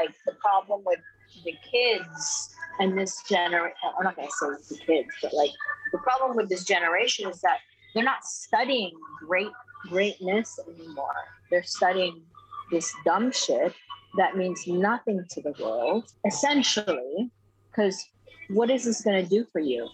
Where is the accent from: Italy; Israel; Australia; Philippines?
Philippines; moved away; I grew up in the Philippines